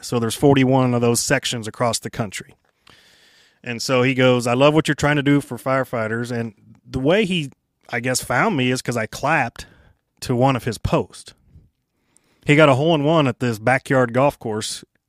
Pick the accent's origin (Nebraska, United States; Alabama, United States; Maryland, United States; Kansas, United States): Kansas, United States; Kansas City; I grew up there